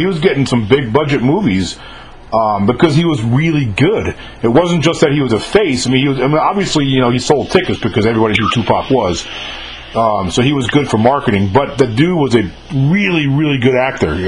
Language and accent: English; New York, United States; now in Jackson, United States; I'm older than you are, and I grew up in New York